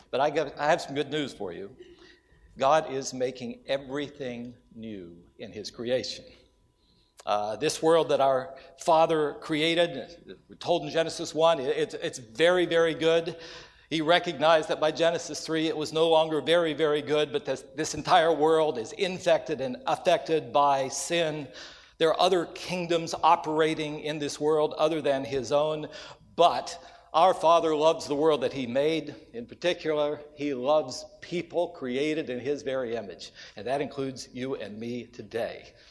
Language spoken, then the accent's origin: English; West Virginia, United States; have the privilege to come back closer to my home. I grew up in West Virginia